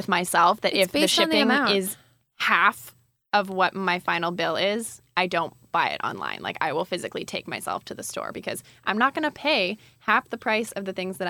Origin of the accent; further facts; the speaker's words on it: Canada; Being a Canadian fashion lover